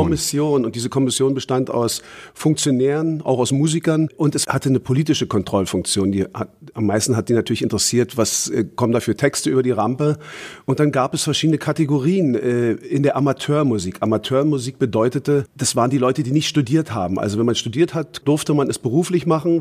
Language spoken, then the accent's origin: German; Berlin, Germany; Ich komme aus Karlshorst, also aus Ostberlin